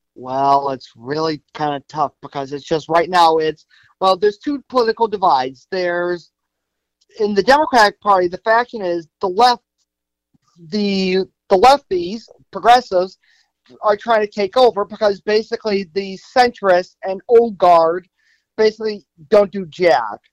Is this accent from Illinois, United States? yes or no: yes; Chicago, Illinois, United States; also born or lived in Northbrook; born and raised in Chicago.